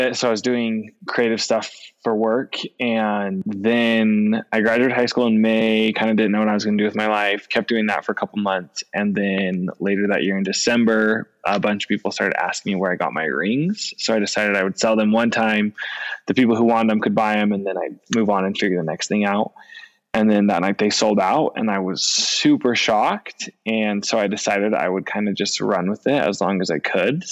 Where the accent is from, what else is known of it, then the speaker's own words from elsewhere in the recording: Orem, Utah, United States; also born or lived in Hawaii; I was born and raised in Orem, Utah.